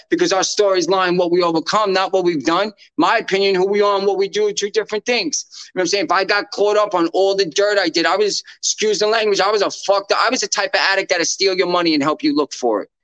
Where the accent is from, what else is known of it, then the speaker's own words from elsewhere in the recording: New York, United States; I'm a New Yorker